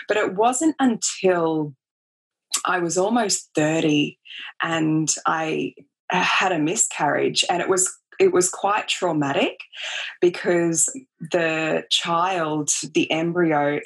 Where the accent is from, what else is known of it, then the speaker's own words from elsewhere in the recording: Australia; I grew up in Australia. I grew up, you know, on the beach basically and making cubby houses in the bush.